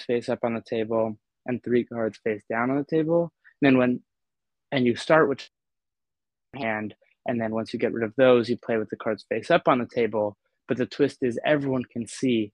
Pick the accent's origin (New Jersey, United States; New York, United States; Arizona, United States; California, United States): New York, United States; New York City; moved away; I grew up in New York City, elevators were part of my daily commute